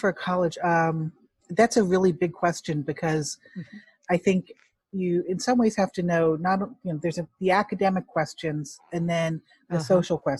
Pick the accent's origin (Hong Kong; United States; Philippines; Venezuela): Hong Kong; You know, if it helps for a Chinese adoptee like myself, I'm from Hong Kong, to feel like I can really relate to what that means.